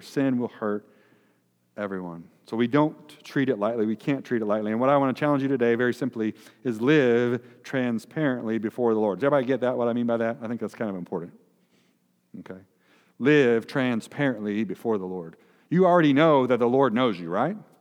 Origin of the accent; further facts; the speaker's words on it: Noblesville, Indiana, United States; I'm from Noblesville